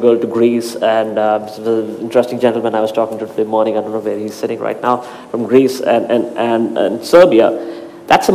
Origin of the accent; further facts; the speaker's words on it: India; I'm from India